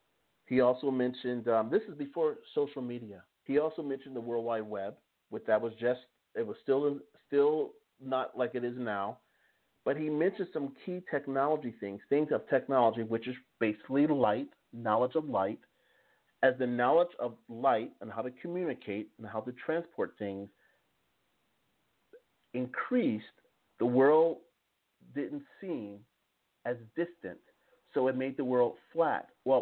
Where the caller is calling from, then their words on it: Strasbourg, Grand Est, France; like for example, I'm calling from Strasbourg, France. Most people have no idea where Strasbourg, France is.